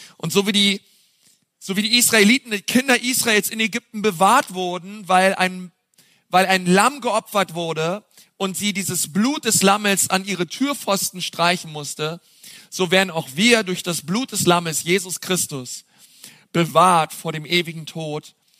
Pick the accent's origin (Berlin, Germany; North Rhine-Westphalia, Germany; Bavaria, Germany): Berlin, Germany; now in Franconia, Germany; als Berliner hier im Frankenland landet